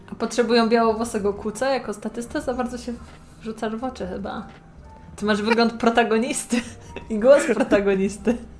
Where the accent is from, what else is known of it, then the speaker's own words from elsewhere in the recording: Poland; accent: Polish; zawsze mówię z polskim akcentem